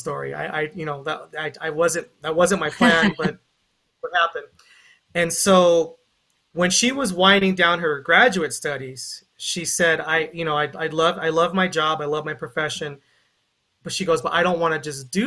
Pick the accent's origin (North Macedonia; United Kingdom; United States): United States; Carson, California; I'm from Carson, California